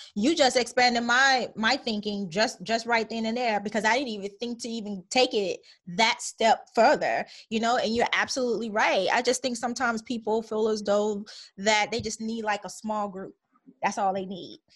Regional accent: Chicago, Illinois, United States; moved away; also born or lived in Minnesota / Atlanta; growing up in Chicago

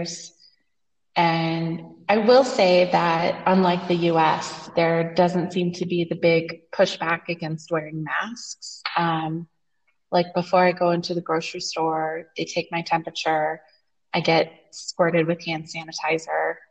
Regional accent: United States; moved away as an adult; now in Torreon, Mexico; I'm an American teacher.

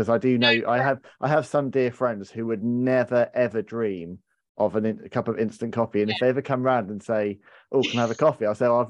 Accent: United Kingdom; We're British

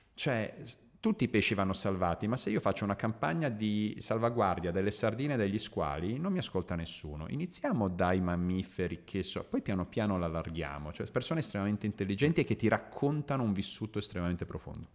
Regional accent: Croatia; io sono slavo, io sono croato

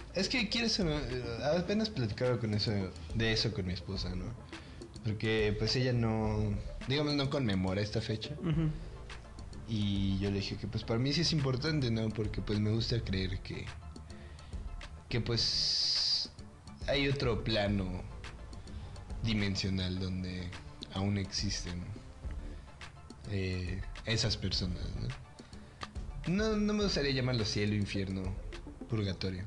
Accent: Mexico; nosotros como mexicanos

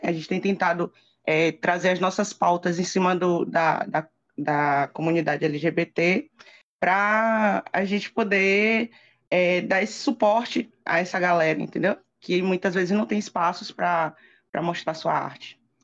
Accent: Feira de Santana, Bahia, Brazil; moved away as an adult; also born or lived in Lençóis; vim morar em Feira de Santana, que eu sou de Feira de Santana, morei oito anos em Lençóis

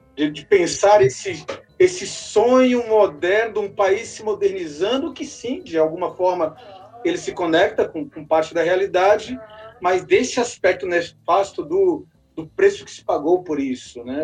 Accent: Brasília, Federal District, Brazil; enquanto brasiliense ou distrito federalense

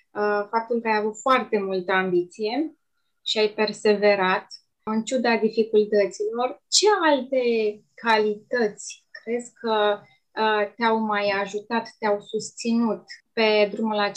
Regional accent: Romania; eu am simțit uh, mândrie, așa că sunt român

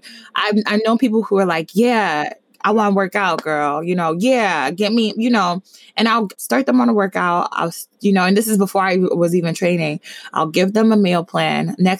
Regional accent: Nigeria; And then other times I'm Nigerian. So Afrobeats is always something that gets me up and going.

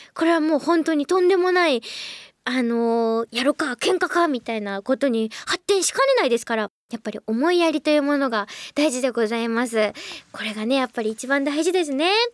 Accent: Wakayama, Japan; 私はこの辺の出身じゃなくて、一番下の出身じゃない

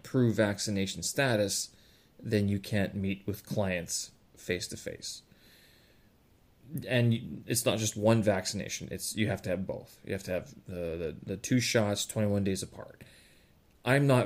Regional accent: Canada; now in China; I were to go back to Canada

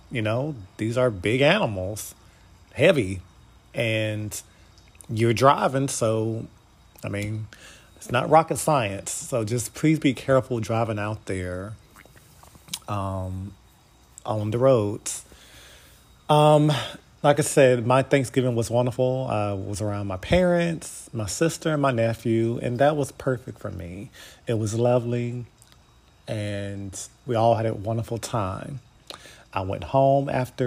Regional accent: United States; we are Americans

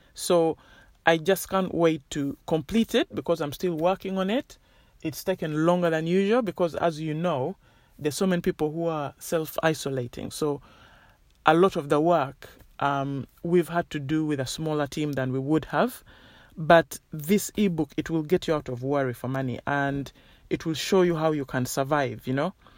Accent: Uganda; moved away; I grew up in Uganda

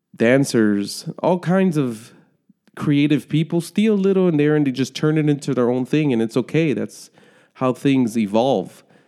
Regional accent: United States; I'm a citizen, born and raised in the United States

